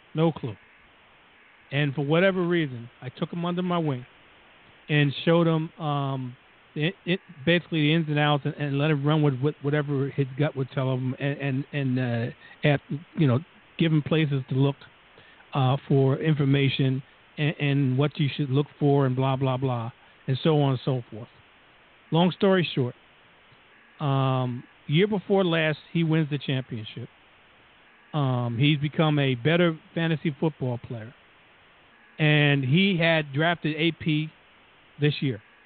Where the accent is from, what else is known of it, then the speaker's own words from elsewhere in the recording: New Jersey, United States; accent: Jersey; we're from Jersey. Just listen to the two accents, and, and you can tell